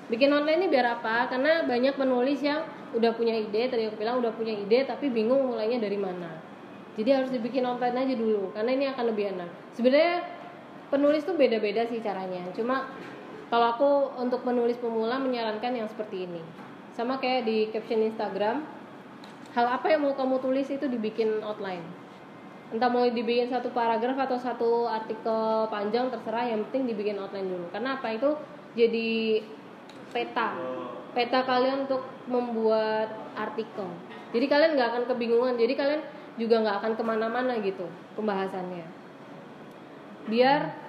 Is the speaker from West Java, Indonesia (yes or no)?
no; Yogyakarta, Special Region of Yogyakarta, Indonesia; ini kota Jogja ya jadi di judul tuh harus dikasih kota Jogja karena apa aku orang Jogja